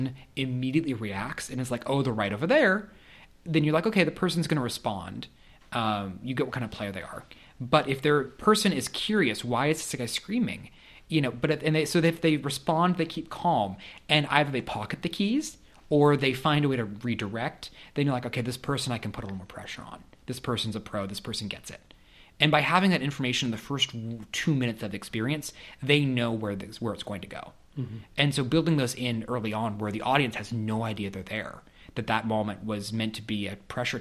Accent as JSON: {"language": "English", "region": "Kansas", "country": "United States", "tie": "born or raised there", "also_born_or_lived": "St. Louis", "moved": "as an adult", "said": "I grew up in Kansas, and I knew a lot of kids in my private school"}